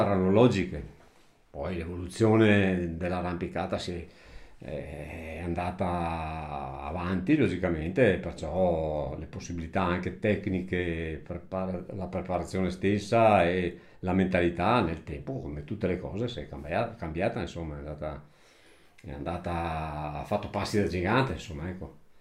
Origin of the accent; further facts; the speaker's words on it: Italy; moved away as an adult; nato qua in questa casa qua dove ci troviamo adesso, vissuto fino a circa 30 anni qua, poi sono stato assente circa una ventina d'anni e poi sono ritornato alla mia abitazione familiare, al mio paese